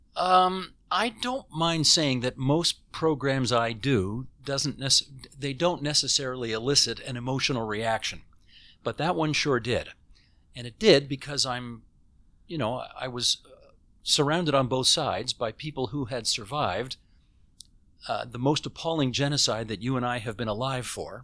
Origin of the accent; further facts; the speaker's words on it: Hamilton, Ontario, Canada; moved away as an adult; now in Toronto, Canada; I lived in Hamilton the first eighteen years of my life